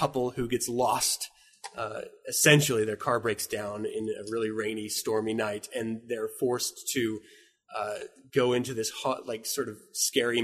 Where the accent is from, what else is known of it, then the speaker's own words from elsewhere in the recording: Utah, United States; moved away as an adult; also born or lived in Washington; I've been Utah bound. I was born in Washington, but I've been Utah bound until I left into the military.